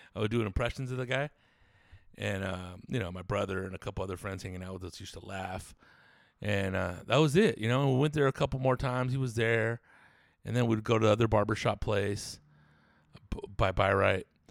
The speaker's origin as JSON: {"language": "English", "town": "Riverside", "region": "California", "country": "United States", "tie": "born or raised there", "said": "born and raised in Riverside, California."}